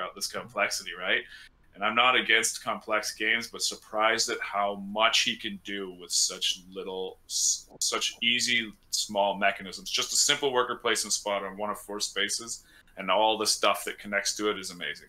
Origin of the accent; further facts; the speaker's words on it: British Columbia, Canada; I'm from British Columbia, so Okanagan